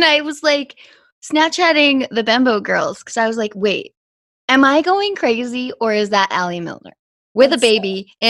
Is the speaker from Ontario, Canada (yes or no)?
no; Whistler, British Columbia, Canada; us Whistler kids